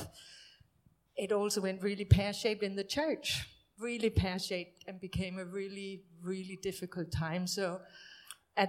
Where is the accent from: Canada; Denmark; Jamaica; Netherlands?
Denmark; moved away as an adult; also born or lived in Hemel Hempstead; My husband and I, we're from Denmark